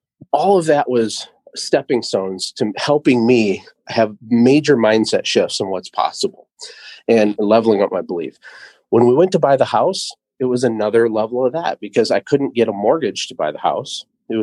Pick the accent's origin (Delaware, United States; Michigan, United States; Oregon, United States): Michigan, United States; also born or lived in Costa Rica; I'm from Michigan